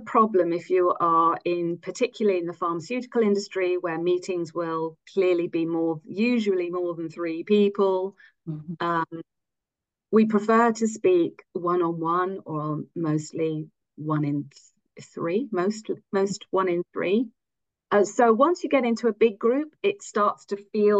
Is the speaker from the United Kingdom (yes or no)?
yes; England, United Kingdom; first language English; moved away as an adult; also born or lived in United States / France; now in Zurich, Switzerland; I am English